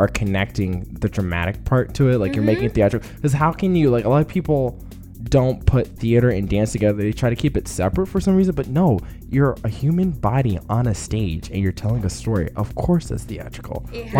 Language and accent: English; Nashville, Tennessee, United States; now in Chicago, United States; I'm from Nashville.